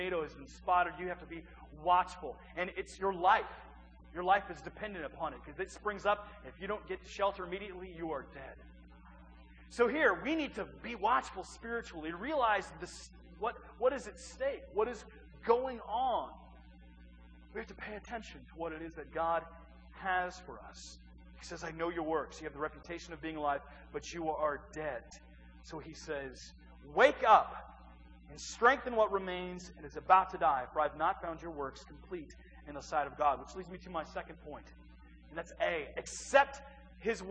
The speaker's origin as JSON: {"language": "English", "region": "East Central Illinois", "country": "United States", "tie": "born or raised there", "moved": "yes", "said": "I'm from East Central Illinois. It's a small little town of about 2,100 people"}